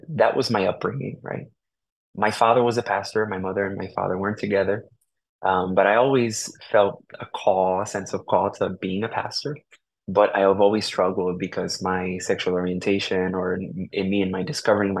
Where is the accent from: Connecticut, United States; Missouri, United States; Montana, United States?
Connecticut, United States; New Haven; first language Spanish; English is a second language; also born or lived in Puerto Rico; I was born here in New Haven, Connecticut, and was raised for the most part here in New Haven